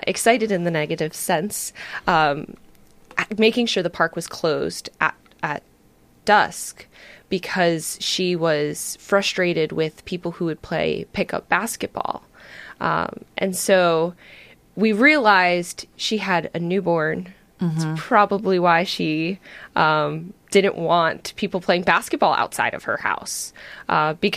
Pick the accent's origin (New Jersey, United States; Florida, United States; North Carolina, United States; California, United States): New Jersey, United States; moved away as an adult; also born or lived in Syracuse, New York; now in Astoria, United States; Growing up in New Jersey